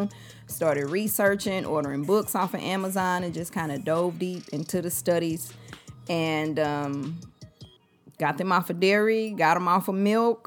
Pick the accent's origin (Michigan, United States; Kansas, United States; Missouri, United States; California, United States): Missouri, United States; St. Louis; I'm from Saint Louis.